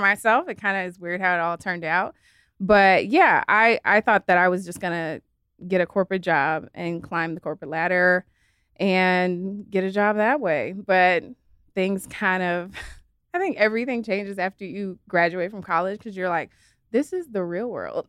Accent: Los Angeles, California, United States; also born or lived in San Diego; I'm born and raised in LA. So I'm like a true LA girl

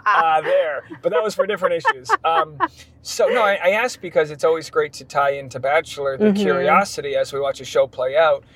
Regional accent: New England, United States; I grew up in New England, like mm-hmm. Catholic, being Catholic where I come from.

